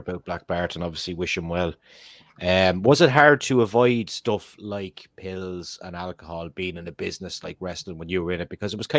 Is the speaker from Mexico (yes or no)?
no; Ireland; I think as an Irishman, I'd be able to give it a go.